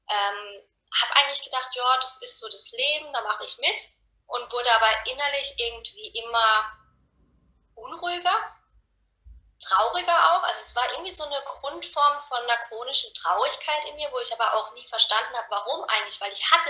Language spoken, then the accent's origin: German; Karlsruhe, Baden-Württemberg, Germany; ich bin 30 Jahre, ich komme aus Karlsruhe und ich bin Coach für innere Klarheit